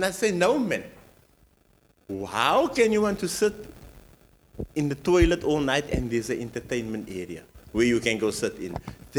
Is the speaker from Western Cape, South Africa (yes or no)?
yes; Cape Town, Western Cape, South Africa; also born or lived in Athlone, Cape Town; born and bred in Mitchell's Plain, but then move to Athlone area.